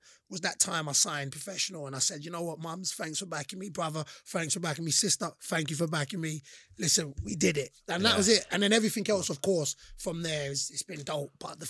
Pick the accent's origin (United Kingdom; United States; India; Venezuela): United Kingdom; London; So remember, I'm from London. So London, you know, I said Metropolitan, Dawson.